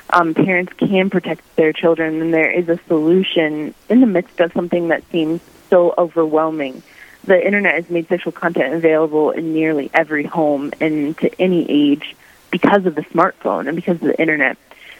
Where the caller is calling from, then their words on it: Pueblo, Colorado, United States; also born or lived in Crookston, Minnesota; I'm calling in from Pueblo, Colorado, where I'm serving with Bishop Stephen Berg as the Vice Chancellor for the Diocese of Pueblo.